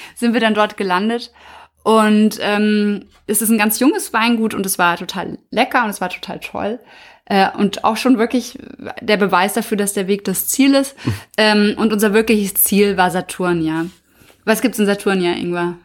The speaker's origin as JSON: {"language": "German", "country": "Germany", "said": "wir als Deutsche"}